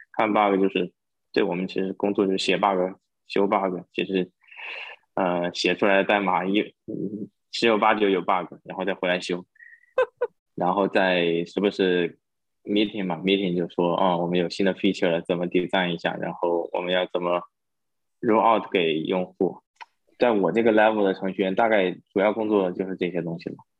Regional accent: China; now in San Francisco Bay Area, United States; 作为中国人，我们最擅长的就是刷题

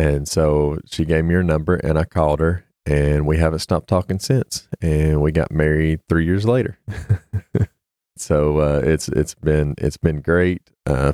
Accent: East Tennessee, United States; I'm from East Tennessee, born and raised

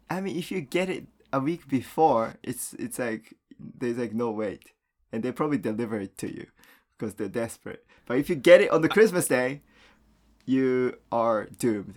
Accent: Japan; moved away; when I was a kid growing up in Japan

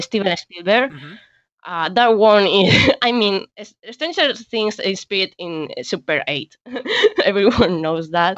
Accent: Spain; English is a second language; we spaniards

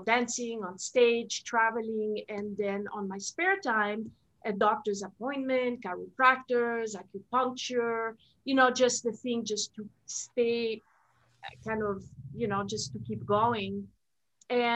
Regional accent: Switzerland; first language French; English is a second language; moved away; I'm originally from Switzerland, so that's my, French is my first language.

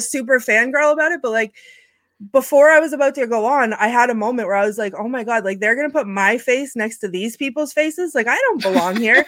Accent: New England, United States; I am from New England

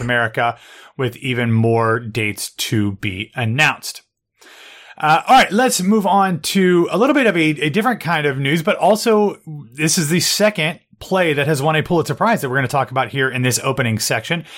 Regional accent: Columbus, United States; now in New York, United States; my hometown

